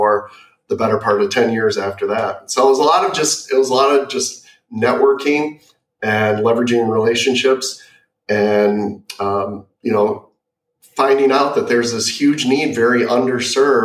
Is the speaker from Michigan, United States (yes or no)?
yes; Michigan, United States; growing up in Michigan